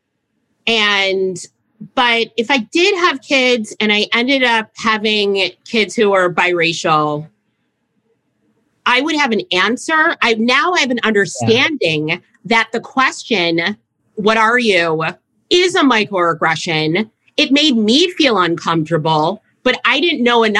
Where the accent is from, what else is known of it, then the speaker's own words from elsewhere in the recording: South Euclid, Ohio, United States; I grew up very middle class in Cleveland, in South Euclid, Ohio, which is a suburb of Cleveland